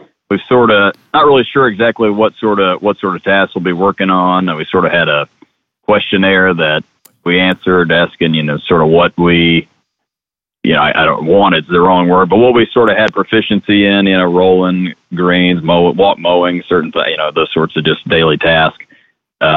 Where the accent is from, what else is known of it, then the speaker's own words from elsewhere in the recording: Charleston, South Carolina, United States; moved away as an adult; also born or lived in Clemson, South Carolina; now in Oxford, Mississippi, United States; I'm from Charleston, South Carolina, and went to Clemson for my undergrad